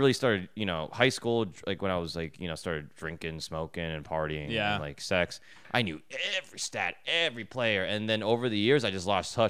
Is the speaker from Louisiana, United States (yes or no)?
no; Edison, New Jersey, United States; I grew up in North Edison, and North Edison was smart, classy, nicer houses.